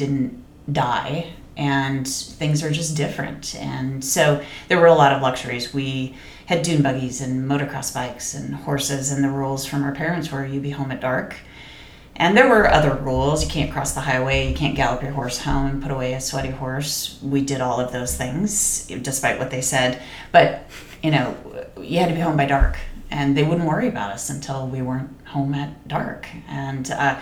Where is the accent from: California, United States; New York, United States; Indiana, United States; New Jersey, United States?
California, United States; Pasadena; moved away as an adult; also born or lived in Missoula, Montana / Washington State / Sonoma County, California; I was born and raised in Southern California, Pasadena, California